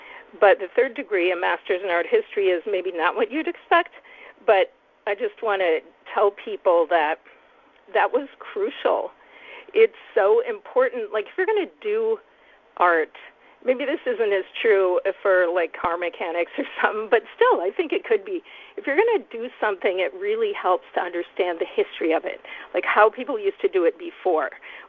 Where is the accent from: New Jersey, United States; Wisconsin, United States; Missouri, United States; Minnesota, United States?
Wisconsin, United States; now in Mendocino Coast, United States; So I grew up in Wisconsin Dairyland, in a German, like a town that had Catholic German immigrants, you know, from a long time back. Like my classmates were third generation, fourth generation. So it was definitely a town full of farms, but my parents were beatniks